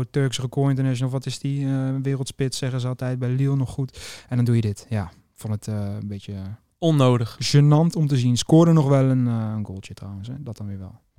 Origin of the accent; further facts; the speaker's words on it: Netherlands; We zijn toch Nederlanders, dus we houden het simpel.